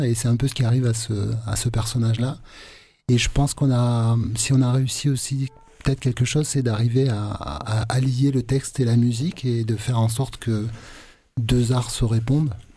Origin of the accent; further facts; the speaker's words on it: Aveyron, Occitania, France; also born or lived in Marseille; je suis pas marseillais, moi je suis aveyronnais